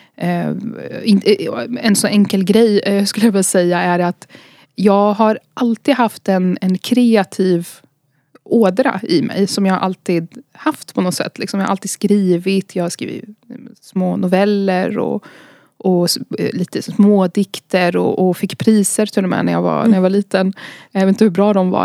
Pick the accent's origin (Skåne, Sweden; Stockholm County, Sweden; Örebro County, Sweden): Örebro County, Sweden; Gyttorp; also born or lived in Baghdad, Iraq; vi är född i Bagdad, i Irak. Vi lämnade Irak när jag var ungefär fyra år gammal. och så flyttade vi till en liten, liten ort som heter Gyttorp